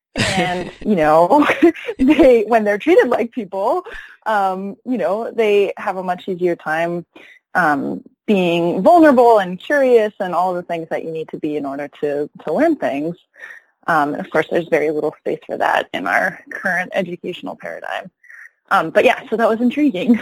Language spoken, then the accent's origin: English; Rochester, New York, United States; also born or lived in Ithaca, New York; now in Detroit, United States; after I grew up in Rochester, then I my family moved to Ithaca